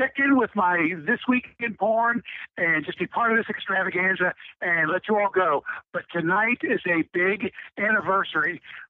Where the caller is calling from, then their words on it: Cincinnati, Ohio, United States; in Cincinnati.